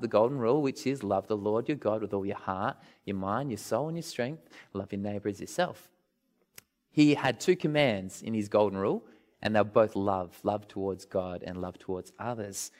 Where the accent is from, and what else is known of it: Australia